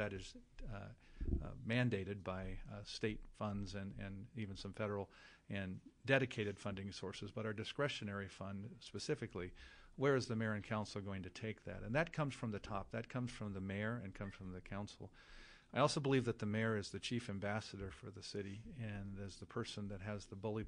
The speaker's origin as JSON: {"language": "English", "town": "Tucson", "region": "Arizona", "country": "United States", "said": "People say, well, I'm from Tucson. I live in a little town called Vail near Tucson, and Tucson is the epicenter of what we do."}